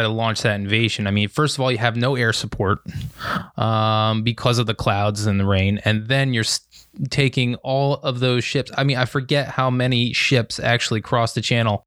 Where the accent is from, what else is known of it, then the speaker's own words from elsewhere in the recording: Lehigh Valley, Pennsylvania, United States; I'm from the Lehigh Valley in Pennsylvania.